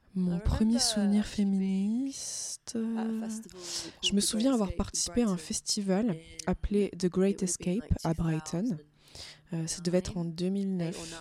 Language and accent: French; France; je suis française